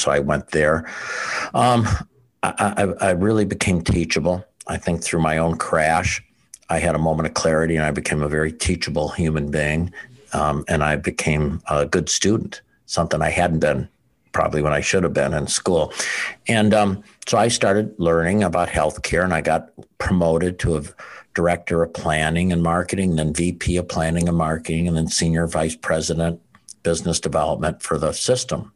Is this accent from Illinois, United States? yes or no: yes; outside Chicago, Illinois, United States; also born or lived in Wisconsin; now in Pensacola, United States; I grew up outside Chicago